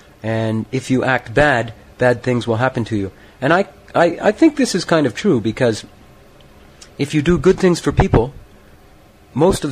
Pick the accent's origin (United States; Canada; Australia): Canada; I'm from Canada.